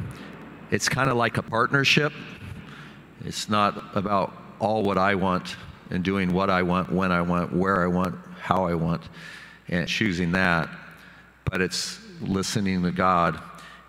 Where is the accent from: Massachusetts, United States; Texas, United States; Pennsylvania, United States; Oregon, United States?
Oregon, United States; Sublimity; growing up in Sublimity, Oregon